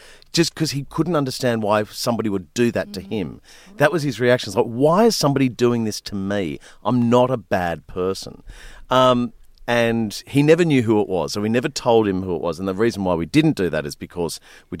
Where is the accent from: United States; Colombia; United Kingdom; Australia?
Australia; New South Wales; when I was a kid growing up in the Blue Mountains of, you know, west of Sydney